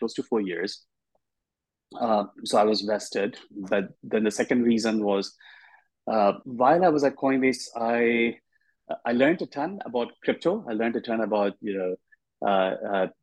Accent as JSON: {"language": "English", "town": "Dhanbad", "region": "Jharkhand", "country": "India", "tie": "born or raised there", "moved": "as an adult", "lives_now": "United States", "said": "I grew up in a small town in India, in the eastern half of India. It's a coal mining town called Dhanbad."}